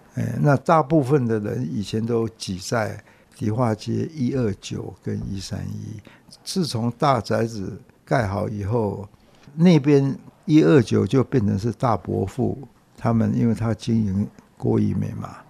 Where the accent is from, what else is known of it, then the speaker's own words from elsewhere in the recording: Taipei, Taiwan; 我是在大稻城出生、长大、读书、结婚、生了第一个女儿